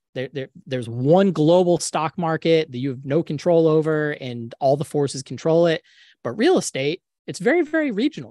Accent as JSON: {"language": "English", "town": "Jacksonville", "region": "Florida", "country": "United States", "tie": "born or raised there", "lives_now": "Tampa, United States", "said": "I was born in Jacksonville, grew up in Jacksonville, went to U N F for undergrad, went to U N F for grad"}